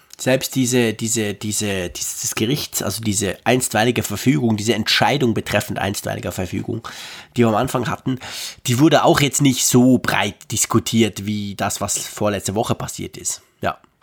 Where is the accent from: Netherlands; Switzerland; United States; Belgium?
Switzerland; bei uns in der Schweiz